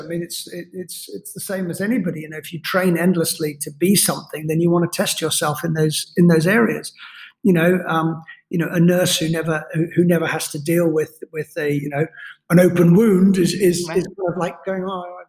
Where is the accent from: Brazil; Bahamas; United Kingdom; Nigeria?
United Kingdom; accent: neutral British; I'm a Scotsman by, you know, blood, cut me open, I bleed Scottish. I have a neutral British accent because I grew up all over the world. Ended up going to school in England